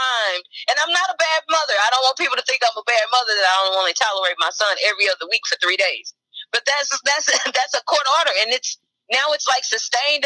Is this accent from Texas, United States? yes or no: yes; Houston, Texas, United States; I'm born and raised in Houston, Texas